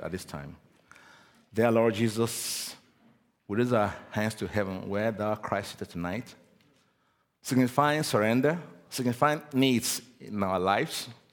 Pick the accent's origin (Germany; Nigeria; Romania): Nigeria; I'm originally from Nigeria. I was born in Nigeria.